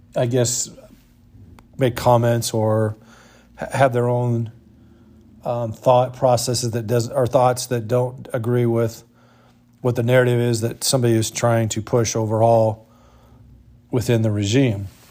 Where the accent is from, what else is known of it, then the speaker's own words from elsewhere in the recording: United States; being an American and living in this country